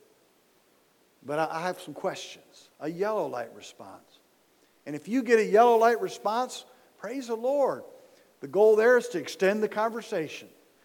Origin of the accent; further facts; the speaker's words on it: Dearborn, Michigan, United States; moved away as an adult; now in Kentucky, United States; I was born and raised in Dearborn, Michigan